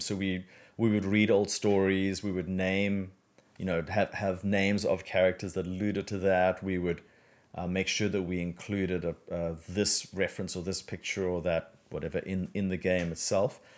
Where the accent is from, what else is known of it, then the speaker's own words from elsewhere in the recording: South Africa; moved away as an adult; now in Australia; I'm originally from South Africa.